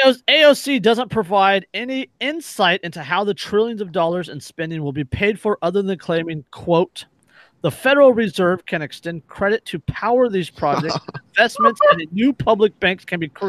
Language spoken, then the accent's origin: English; California, United States; As a Californian, I can't disagree.